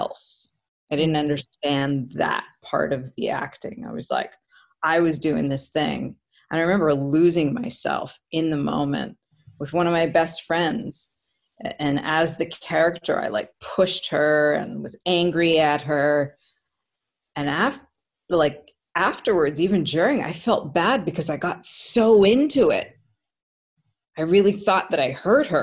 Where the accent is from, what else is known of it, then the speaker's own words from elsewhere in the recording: North Vancouver, British Columbia, Canada; also born or lived in Edmonton, Alberta, Canada; In Vancouver, we moved to Vancouver from Edmonton